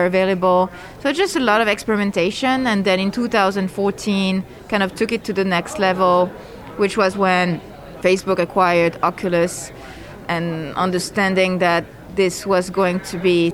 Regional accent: France; moved away as an adult; now in Los Angeles, United States; I'm originally from France

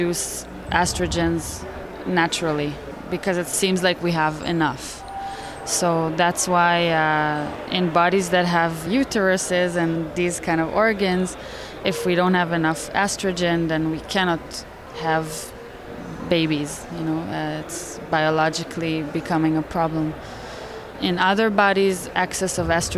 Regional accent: Montreal, Quebec, Canada; And we're both from Montreal

